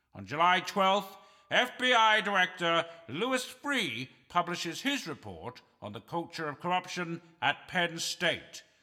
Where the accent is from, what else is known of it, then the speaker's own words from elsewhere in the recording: Canada; I'm a Canadian on his last legs